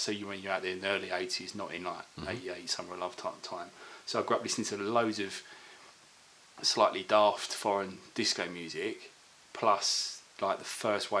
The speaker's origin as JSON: {"language": "English", "town": "Corringham", "region": "East of England", "country": "United Kingdom", "tie": "born or raised there", "moved": "yes", "lives_now": "London, United Kingdom", "said": "So we never moved from Basildon. So I grew up in Corringham, basically."}